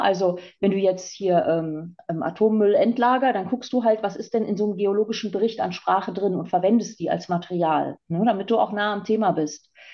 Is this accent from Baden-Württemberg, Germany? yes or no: no; East Frisia, Lower Saxony, Germany; ganz ähm, stark an meiner Scholle klebe als Ostfriesin